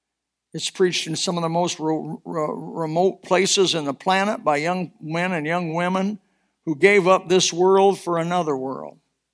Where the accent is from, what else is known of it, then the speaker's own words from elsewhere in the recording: Elkhart, Indiana, United States; moved away as an adult; now in US South; I was born in Elkhart, Indiana. But I've been here so long, I is Southern. I moved out of Elkhart at 19 years old. I'm 68.